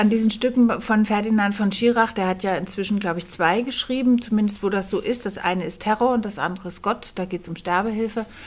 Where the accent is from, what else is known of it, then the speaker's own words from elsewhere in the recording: Kassel, Hesse, Germany; born there; now in Berlin, Germany; Ähm, ich bin geboren in Kassel und lebe seit 20 Jahren in Berlin